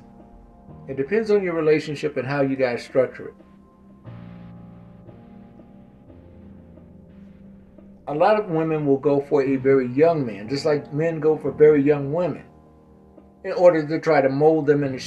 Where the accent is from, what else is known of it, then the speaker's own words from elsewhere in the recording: Mississippi, United States; Growing up in Mississippi